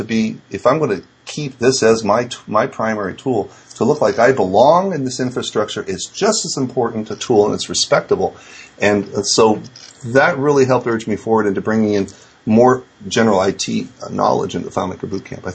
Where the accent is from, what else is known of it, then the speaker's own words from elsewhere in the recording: San Francisco, California, United States; I grew up in San Francisco. That's my hometown.